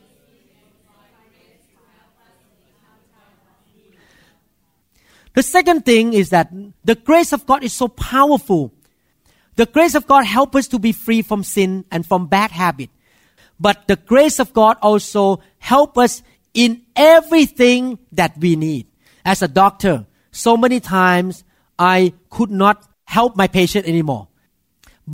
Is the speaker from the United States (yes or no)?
no; Thailand; moved away; as a Thai man, I grew up in Thailand